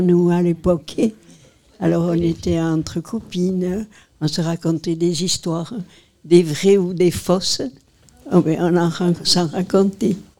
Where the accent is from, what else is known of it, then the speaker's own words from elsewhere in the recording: Marseille, Provence-Alpes-Côte d'Azur, France; Chez nous, à Marseille